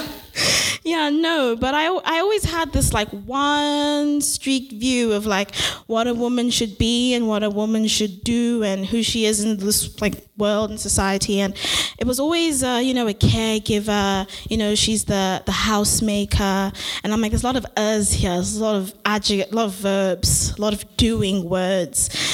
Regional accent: South Africa; now in Vancouver, Canada; I'm from South Africa

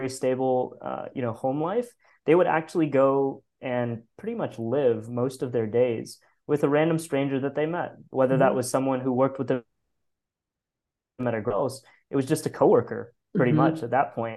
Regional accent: United States; accent: American; also born or lived in India; growing up here, I certainly sound and look more American

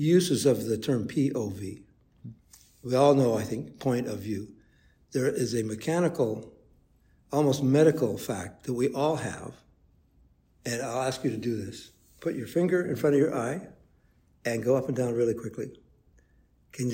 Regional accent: Toronto, Ontario, Canada; I grew up in Toronto

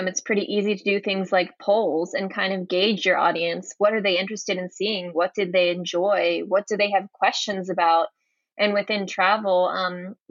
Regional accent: Atlanta, Georgia, United States; moved away as an adult; also born or lived in Santiago, Chile; now I'm back living in my hometown of Atlanta

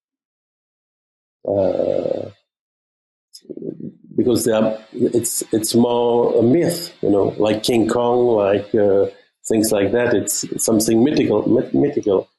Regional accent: Germany; English is a second language; moved away; also born or lived in Belgium; my mother is French speaking. My father is Flemish speaking. I grew up in Germany

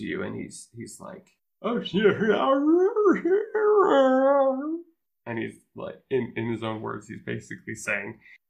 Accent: Canada; I'm sorry. I'm Canadian.

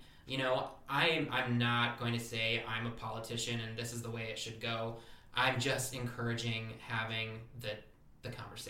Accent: Michigan, United States; And, well, and I grew up in Michigan, and I know all about the Michigan militia.

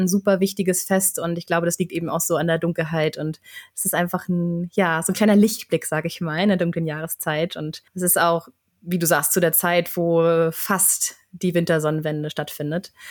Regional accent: Flensburg, Schleswig-Holstein, Germany; now in Sweden; in meiner Heimatstadt in Flensburg

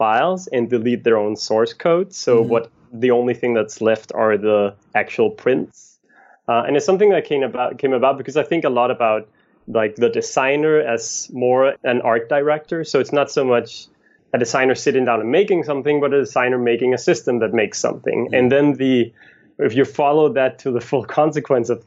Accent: a little north of Copenhagen, Capital Region of Denmark, Denmark; moved away as an adult; now in New York, United States; I'm from Copenhagen, Denmark, a little north of Copenhagen, Denmark, and moved to New York in 2009

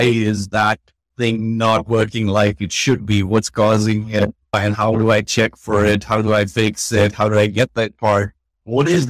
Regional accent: Bangalore, Karnataka, India; also born or lived in United States; as a kid, growing up in Bangalore

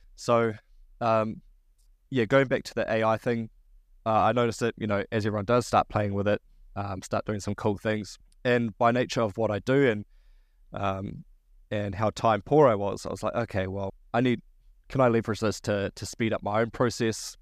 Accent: New Zealand

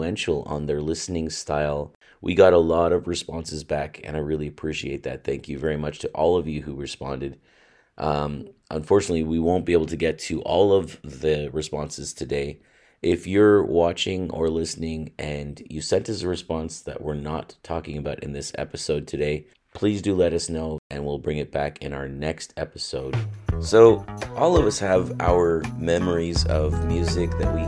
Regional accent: Ontario, Canada; growing up in Ontario

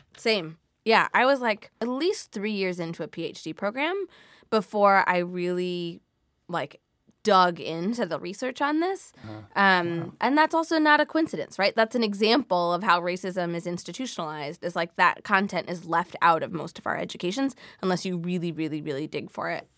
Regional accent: Midwest, United States; I grew up in the Midwest where salad can include cream cheese and sugar and canned fruit

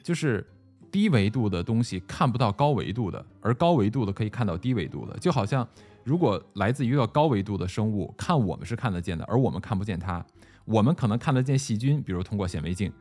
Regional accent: China; 我们中国人提到的这种上古传说呀

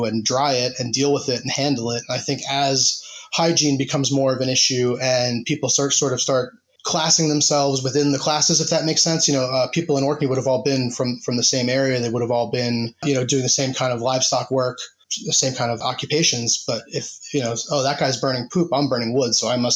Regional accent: New Jersey, United States; moved away as an adult; now in Bradford, United Kingdom; I'm originally from New Jersey, and now I live in the city of Bradford in the UK in West Yorkshire

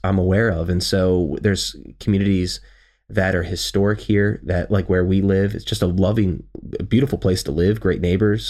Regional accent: Baltimore, Maryland, United States; I'm from Baltimore

